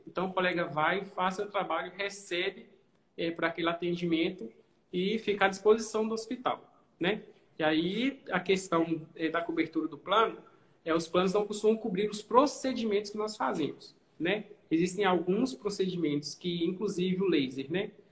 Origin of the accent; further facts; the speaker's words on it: Governador Valadares, Minas Gerais, Brazil; sou daqui de Valadares, costumo fazer alguns cursos fora, quase todos, mas eu continuo aqui